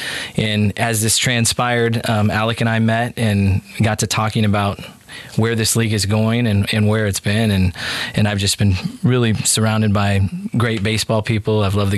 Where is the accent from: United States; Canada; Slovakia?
United States; Washington; moved away as an adult; also born or lived in England; now in Southern Pines, United States; I'm from Washington State originally.